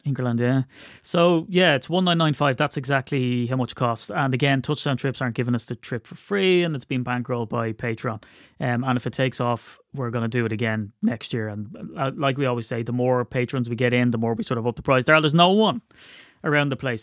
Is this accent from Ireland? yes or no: yes; Ireland; I'm Irish